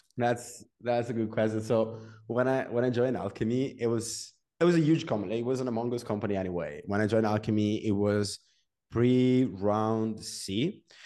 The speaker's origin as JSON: {"language": "English", "town": "Genoa", "region": "Liguria", "country": "Italy", "also_born_or_lived": "Venice / Milan", "said": "I'm from Genoa. It's a small city in Italy."}